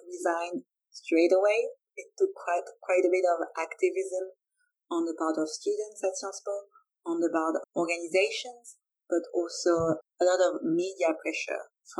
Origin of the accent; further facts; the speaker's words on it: France; I'm French.